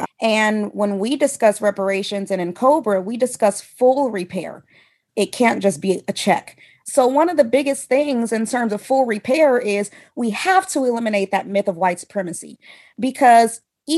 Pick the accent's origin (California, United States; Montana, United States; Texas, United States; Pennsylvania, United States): California, United States; Oakland; I'm from Oakland, California